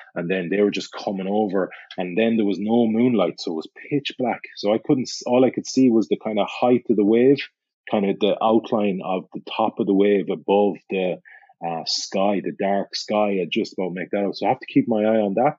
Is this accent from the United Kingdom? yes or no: no; Galway, Connacht, Ireland; Galway on the west coast of Ireland? Because it's my hometown